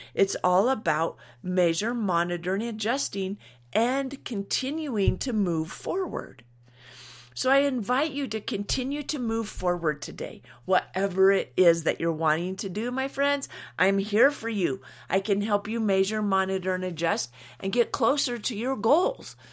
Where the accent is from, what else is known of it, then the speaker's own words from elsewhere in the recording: United States; we're American